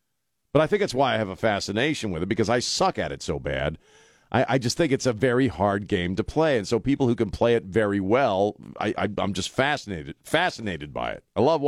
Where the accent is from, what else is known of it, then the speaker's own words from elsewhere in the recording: Maryland, United States; Growing up in Maryland, we were big Orioles fans.